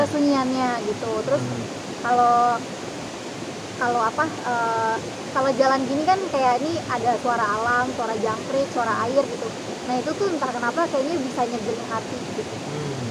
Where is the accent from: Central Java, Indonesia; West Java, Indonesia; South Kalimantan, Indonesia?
West Java, Indonesia; Depok; saya orang Depok